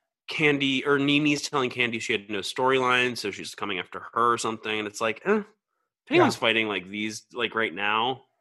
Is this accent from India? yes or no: no; the South, United States; I'm from the South.